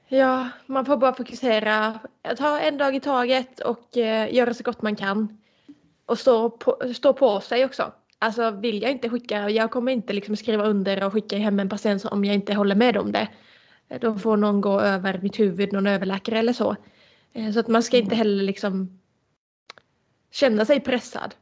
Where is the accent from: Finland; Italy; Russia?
Finland; moved away; bo i min hemstad